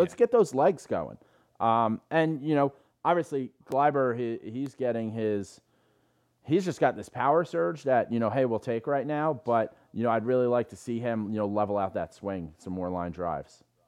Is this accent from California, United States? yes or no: no; New York City, New York, United States; I'm an Irish guy from the Bronx.